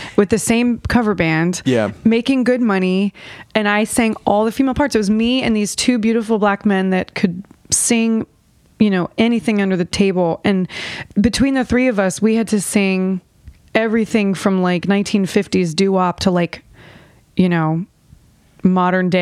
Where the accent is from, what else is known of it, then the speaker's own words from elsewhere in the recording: Virginia, United States; moved away as an adult; now in Nashville, United States; I grew up in Virginia and I moved to Nashville about 7 years ago, July